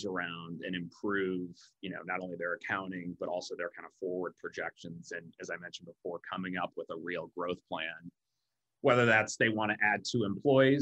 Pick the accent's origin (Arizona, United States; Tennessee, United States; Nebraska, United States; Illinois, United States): Nebraska, United States; Omaha; moved away; I'm from Omaha, Nebraska originally.